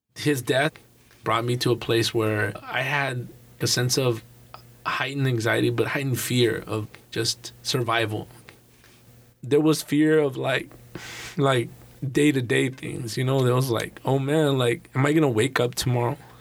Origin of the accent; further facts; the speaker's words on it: Los Angeles, California, United States; I grew up in Northeast Los Angeles